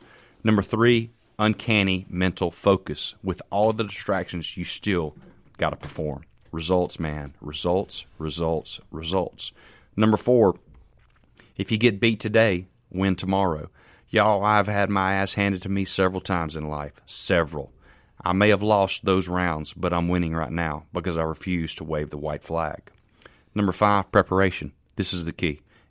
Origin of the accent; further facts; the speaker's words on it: Canton, Mississippi, United States; I'm from Canton, Mississippi